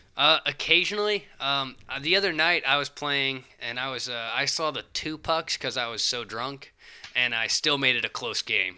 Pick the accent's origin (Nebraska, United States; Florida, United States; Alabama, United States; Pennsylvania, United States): Alabama, United States; now in Lexington County, South Carolina, United States; Nashville was close to where I grew up in Alabama